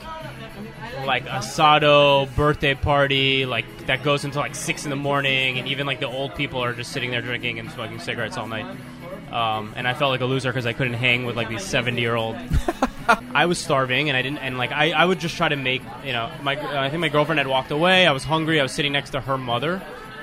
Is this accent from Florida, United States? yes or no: yes; Miami, Florida, United States; moved away as an adult; now in Buenos Aires, Argentina; I'm from Miami